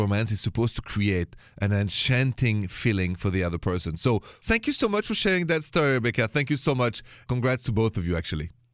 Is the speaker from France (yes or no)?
yes; Paris, Île-de-France, France; now in United States; You know I'm French. Français Américain, French American. And so I come from Paris.